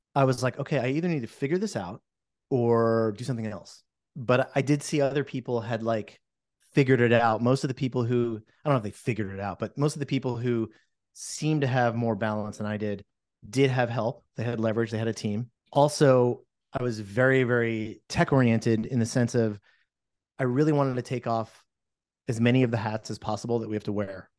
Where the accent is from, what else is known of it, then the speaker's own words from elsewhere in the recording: New Jersey, United States; moved away as an adult; now in Portland, United States; I'm from New Jersey, and I came here about a little over twenty years ago